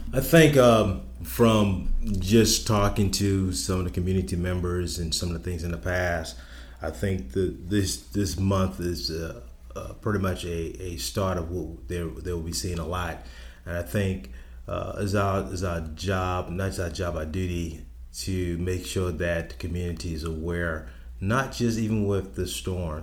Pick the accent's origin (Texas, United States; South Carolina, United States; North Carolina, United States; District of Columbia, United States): South Carolina, United States; Charleston; I'm born and raised in Charleston